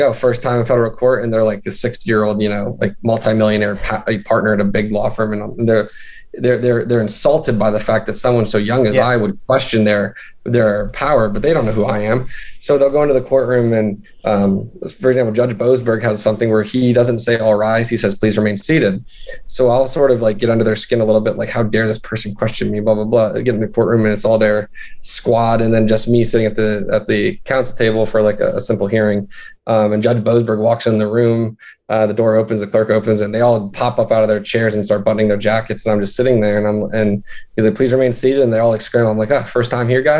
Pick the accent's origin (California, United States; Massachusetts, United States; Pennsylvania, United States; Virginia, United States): Pennsylvania, United States; Central; also born or lived in Midwest; we just moved to Central PA, and that's sort of where I grew up